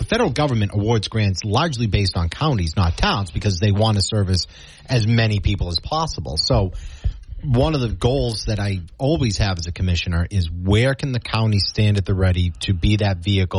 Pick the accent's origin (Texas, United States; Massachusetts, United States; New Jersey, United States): Massachusetts, United States; Rockland; my hometown of Rockland